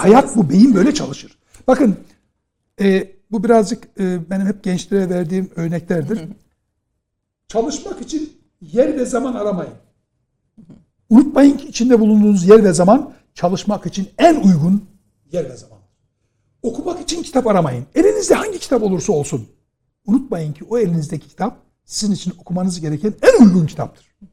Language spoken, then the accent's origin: Turkish; Trabzon, Turkey; ben Trabzonluyum